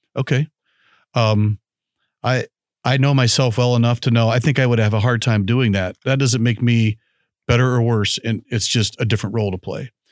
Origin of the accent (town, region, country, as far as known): United States